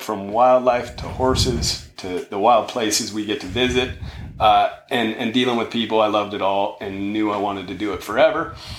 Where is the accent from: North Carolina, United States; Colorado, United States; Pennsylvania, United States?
Colorado, United States; Sweetwater Creek; I grew up here locally on Sweetwater Creek.